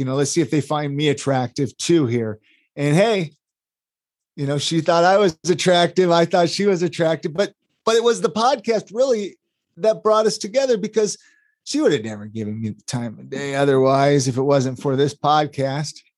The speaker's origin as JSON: {"language": "English", "town": "Ventura", "region": "California", "country": "United States", "tie": "born or raised there", "said": "I grew up in Ventura, California"}